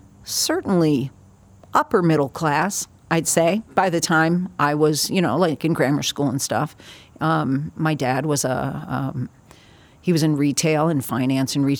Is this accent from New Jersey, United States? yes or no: yes; Newark, New Jersey, United States; I was born in Newark, New Jersey